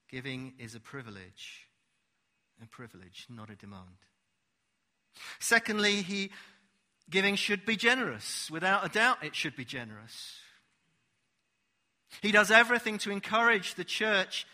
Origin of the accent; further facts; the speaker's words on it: United Kingdom; we're British